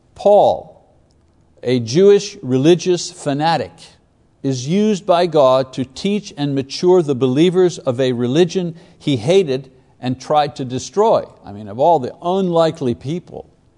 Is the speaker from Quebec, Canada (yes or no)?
yes; Quebec, Canada; I was a Catholic growing up in Quebec.